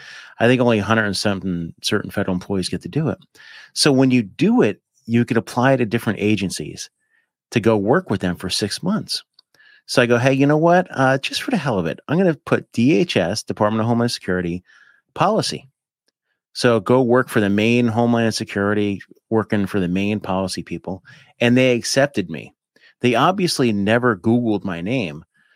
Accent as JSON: {"language": "English", "region": "Appalachia", "country": "United States", "tie": "born or raised there", "said": "I mean, I grew up right on the Appalachian Mountains."}